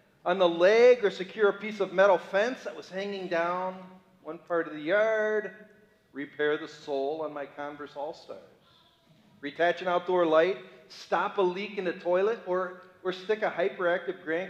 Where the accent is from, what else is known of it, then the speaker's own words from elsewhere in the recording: Cleveland, Ohio, United States; I'm a boy from Cleveland, Ohio. Those are my origins